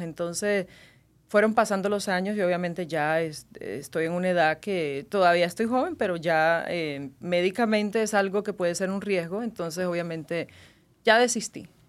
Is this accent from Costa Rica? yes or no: no; Cuba; moved away as an adult; now in Las Vegas, United States; En Cuba viví 18 años. Eh, vine a los 18 para Estados Unidos, ya tengo 21 años acá viviendo